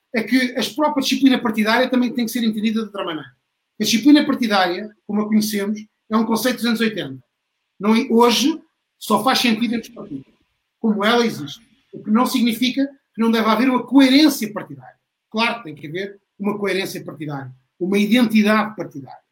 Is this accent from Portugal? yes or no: yes; Beja, Alentejo, Portugal; sou de Beja